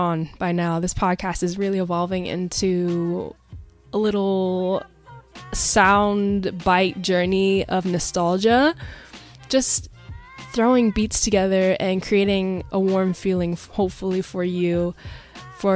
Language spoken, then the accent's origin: English; Pacific Northwest, United States; I grew up in the Pacific Northwest